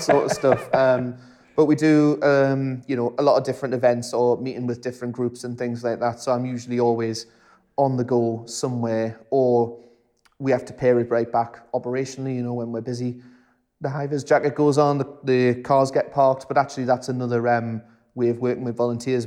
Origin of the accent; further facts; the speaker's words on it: South Tyneside, North East England, United Kingdom; I was from South Tyne